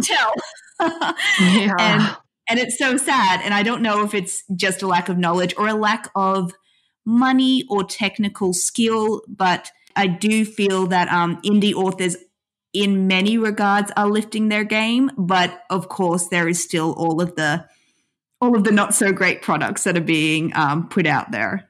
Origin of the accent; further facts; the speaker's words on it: Australia; being Australian